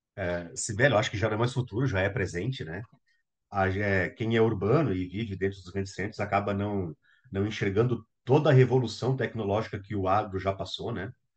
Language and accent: Portuguese; Brazil; enquanto brasileiros